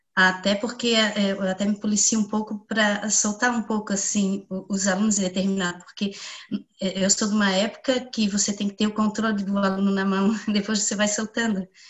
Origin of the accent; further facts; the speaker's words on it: Biguaçu, Santa Catarina, Brazil; Eu sou de Biguaçu.